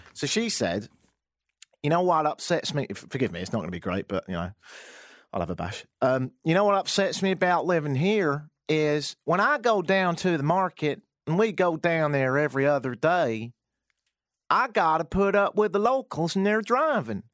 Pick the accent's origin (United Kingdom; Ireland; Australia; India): United Kingdom; accent: British; moved away as an adult; now in Toronto, Canada